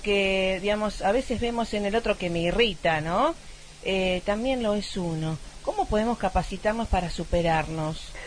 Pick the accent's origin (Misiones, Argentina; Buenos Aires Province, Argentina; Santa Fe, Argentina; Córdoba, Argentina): Santa Fe, Argentina; Rosario; somos de Rosario, estamos ahora en Varadero